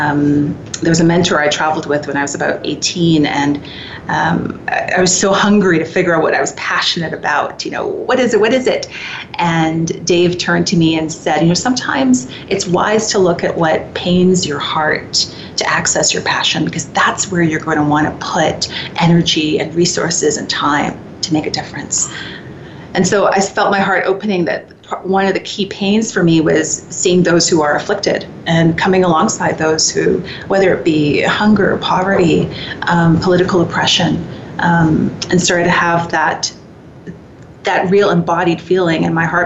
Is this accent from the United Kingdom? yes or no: no; Canada; I can definitely, as a Canadian, speak to our propensity for inclusion, for actions of justice, for a momentum toward reconciliation